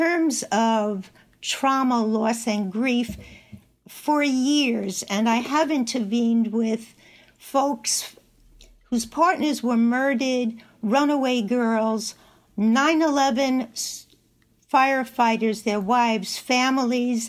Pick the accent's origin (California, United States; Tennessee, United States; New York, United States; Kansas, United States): New York, United States; Long Island; I'm joining you from home in Northport, New York